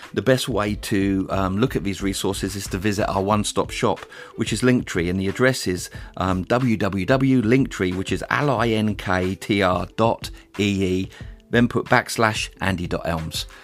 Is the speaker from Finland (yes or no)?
no; England, United Kingdom; also born or lived in United States; As an Englishman, I'd been raised to think